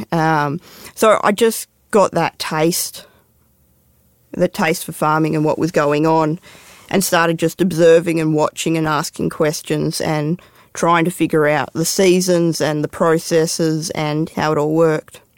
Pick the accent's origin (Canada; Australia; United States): Australia; Perth, Western Australia; now in Hermidale, Australia; I grew up in Perth in WA